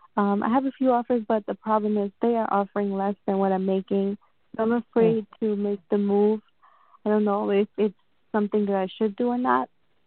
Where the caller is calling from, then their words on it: New York, United States; I'm calling in from New York.